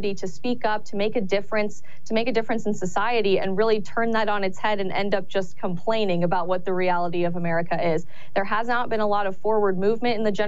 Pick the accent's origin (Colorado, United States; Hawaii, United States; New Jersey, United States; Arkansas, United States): Colorado, United States; now in Arizona, United States; I'm actually originally from Colorado